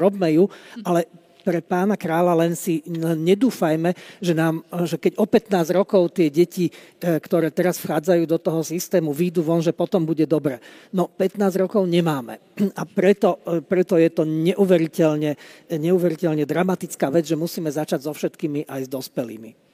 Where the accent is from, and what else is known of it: Slovakia